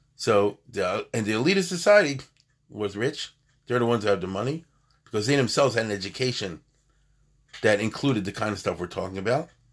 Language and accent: English; United States; I'm American too